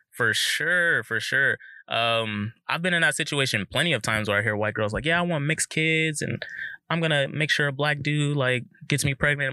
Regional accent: Southern California, United States; also born or lived in Pacific Northwest; growing up in SoCal

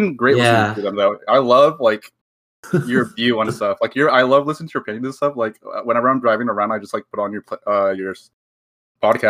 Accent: Southern California, United States; I'm from Southern California

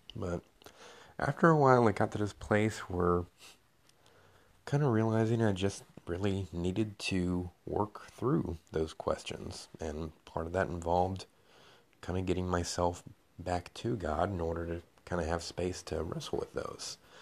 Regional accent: Knoxville, Tennessee, United States; I am from Knoxville, Tennessee

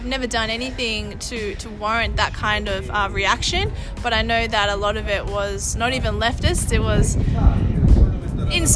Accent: Australia; My genetic makeup is half Colombian, half Spanish, born and bred Aussie

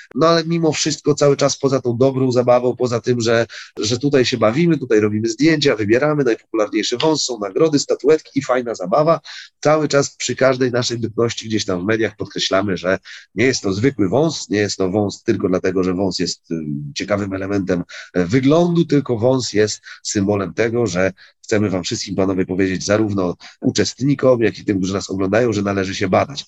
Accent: Wrocław, Lower Silesian Voivodeship, Poland; jesteśmy z Wrocławia

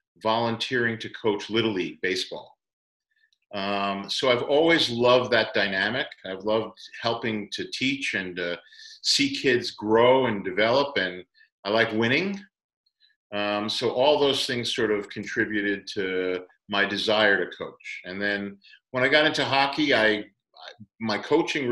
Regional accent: Long Island, New York, United States; moved away as an adult; also born or lived in Cleveland, Ohio; I grew up on Long Island

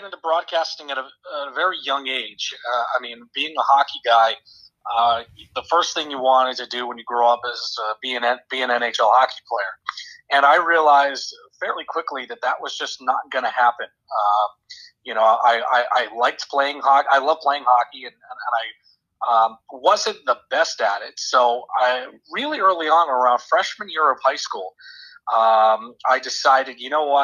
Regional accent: Littleton, Massachusetts, United States; moved away as an adult; now in Bowling Green, United States; I grew up in Massachusetts, Littleton, Massachusetts

